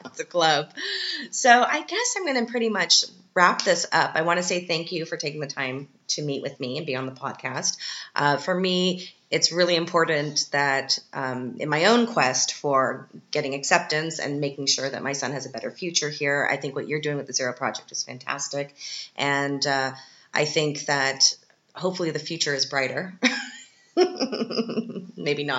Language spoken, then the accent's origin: English; Canada; now in Austria; as a Canadian